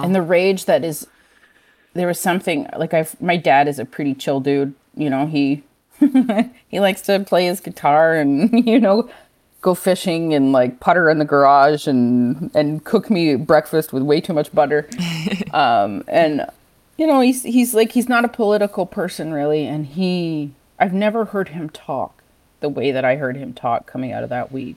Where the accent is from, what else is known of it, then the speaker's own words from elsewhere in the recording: Six Nations Reserve, Ontario, Canada; now in Montreal, Canada; I'm from Six Nations Reserve